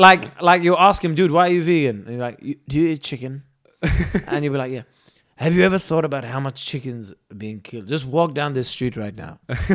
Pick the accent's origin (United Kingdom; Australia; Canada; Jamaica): United Kingdom; England; but I'm British and I very much see myself as British and English.